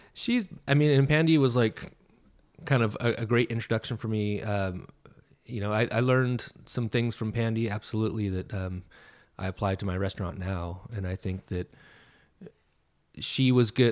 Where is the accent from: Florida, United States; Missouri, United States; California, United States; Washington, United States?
California, United States; Sacramento; also born or lived in Central Coast, California; I was born in Sacramento and yeah. um, I moved to the Central Coast in the summer in between seventh and eighth grade